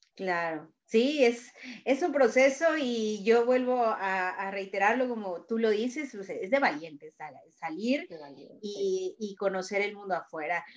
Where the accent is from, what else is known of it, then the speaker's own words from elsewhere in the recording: Querétaro, Mexico; moved away; yo también soy queretana